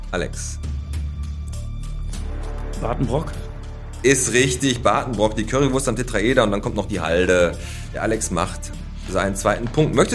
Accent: Bottrop, North Rhine-Westphalia, Germany; ich bin ein echter, richtiger Bottropper Junge. Ich bin hier in der Hut groß geworden und werd auch hier unter die Erde gebracht

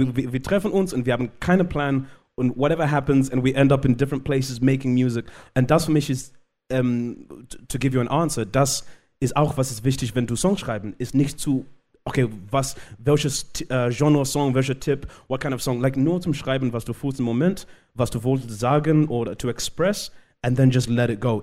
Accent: Zimbabwe; first language Shona; German is a second language; moved away; ich komme aus Zimbabwe, ich bin in Zimbabwe geboren

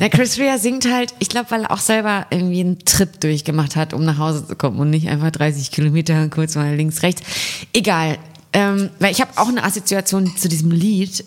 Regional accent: near Münster, North Rhine-Westphalia, Germany; moved away; ich komme ja aus der Nähe von Münster

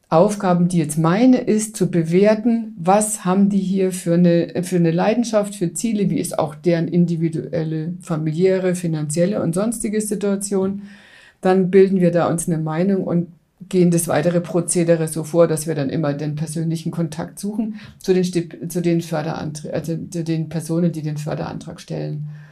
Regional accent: Coburg, Bavaria, Germany; now in Munich, Germany; München und Coburg sind die zwei Städte, in denen ich überwiegend in meinem Leben verbracht habe

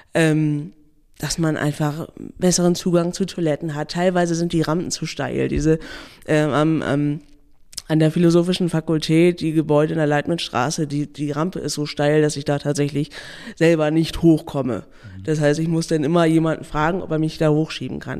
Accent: Neumünster, Schleswig-Holstein, Germany; ich komme aus Neumünster

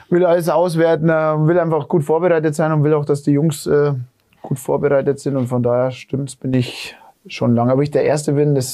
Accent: Dingolfing, Bavaria, Germany; ich gehe wieder heim nach Dingolfing, das ist meine Heimatort

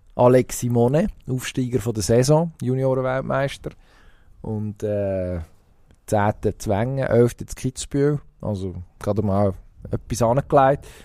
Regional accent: Switzerland; bei uns in der Schweiz

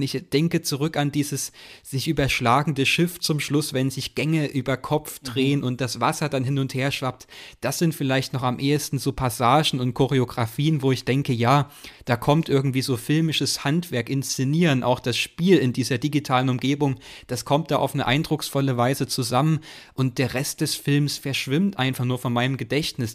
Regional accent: Chemnitz region, Saxony, Germany; ich komme so aus der Chemnitzer Region

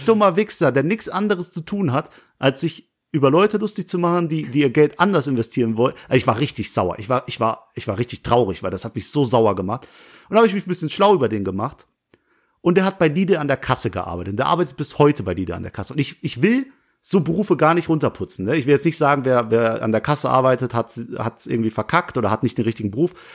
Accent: Langweiler, Germany; in Nähe Langweiler, wo ich herkomme

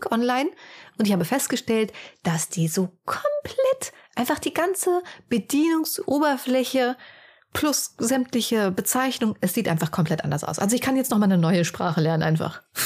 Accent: near Frankfurt, Hesse, Germany; wir kommen ja eher so aus dem Hessischen, näher Frankfurt.

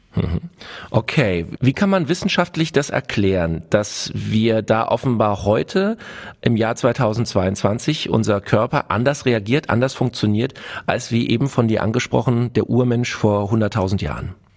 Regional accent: Germany; bei uns in Deutschland

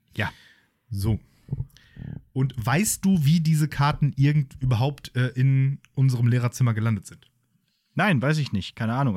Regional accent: Germany; als Deutsche

